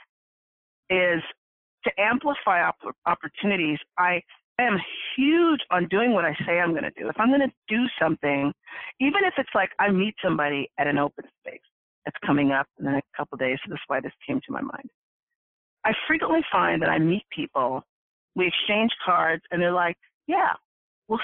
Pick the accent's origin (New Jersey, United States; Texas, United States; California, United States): California, United States; Orange County; I grew up in Orange County